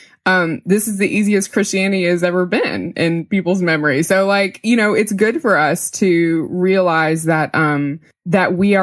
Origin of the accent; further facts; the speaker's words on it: Mississippi, United States; I'm from Mississippi. There's a lot of mega churches there, and there's a pastor really close to where I grew up